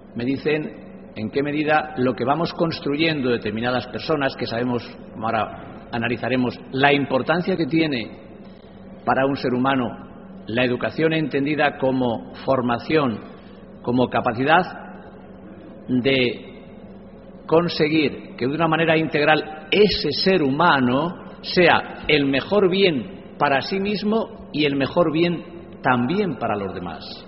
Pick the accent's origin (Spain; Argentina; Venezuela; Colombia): Spain; a village in the province of Cuenca, Castilla-La Mancha; dando clase a los analfabetos de mi pueblo, un pueblo conquense con mil y pico habitantes. Y yo con ocho años era ayudante de él